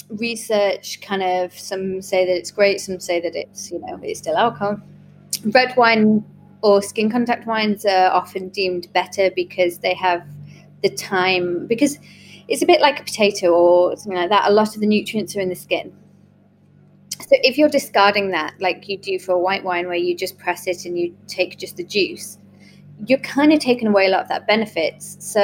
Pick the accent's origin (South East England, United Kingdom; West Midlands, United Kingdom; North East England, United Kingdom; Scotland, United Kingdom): North East England, United Kingdom; Yarm; also born or lived in Leeds, United Kingdom / Australia / Canada; Yarm is my hometown. Well, I wasn't born here. I was born in Leeds, actually, and then we travelled quite a bit. We were kind of around Australia, Canada, and, you know, a few other places in the UK.